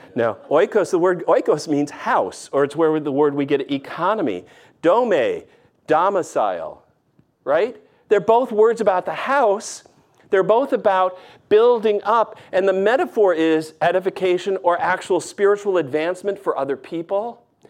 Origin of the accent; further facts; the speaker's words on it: the North, United States; moved away; also born or lived in the South (US); I've lived in the South enough, even though I'm a Yankee from the North